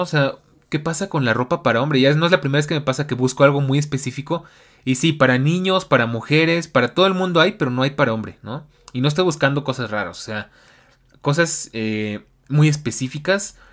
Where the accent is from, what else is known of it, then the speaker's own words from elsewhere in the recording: Mexico; mi país